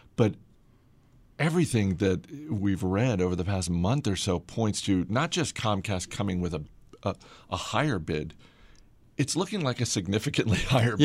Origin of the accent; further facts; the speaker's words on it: Boston, Massachusetts, United States; moved away; I was just up in the, uh, the motherland.